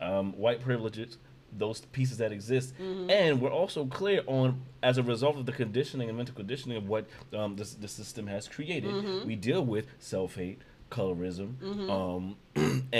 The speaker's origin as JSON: {"language": "English", "town": "New York City", "region": "New York", "country": "United States", "tie": "born or raised there", "said": "we born and raised in Brownsville. We've grown up and moved through East New York"}